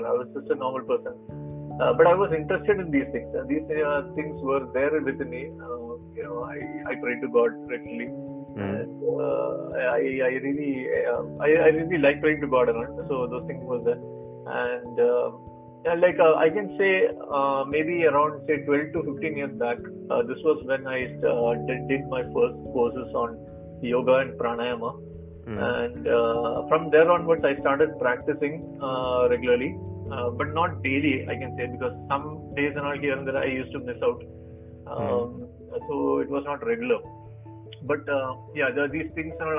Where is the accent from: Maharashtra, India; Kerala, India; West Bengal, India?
Kerala, India; Kochi; first language Malayalam; English is a second language; I'm from Kochi, and I have around 15 years